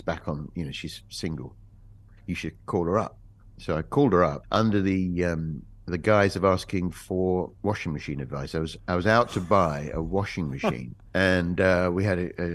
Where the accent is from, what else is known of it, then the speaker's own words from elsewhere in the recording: England, United Kingdom; like all English people